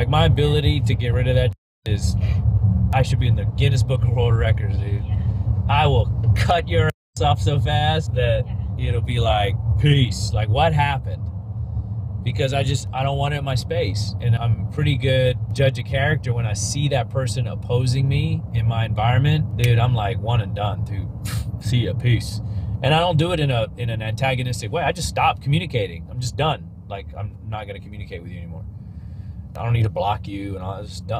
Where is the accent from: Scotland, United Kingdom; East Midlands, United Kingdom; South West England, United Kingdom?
East Midlands, United Kingdom; Leicester; accent: British; Okay, yeah, I have a British accent. I'm from Leicester, England, and we say tomatoes, not tomatoes.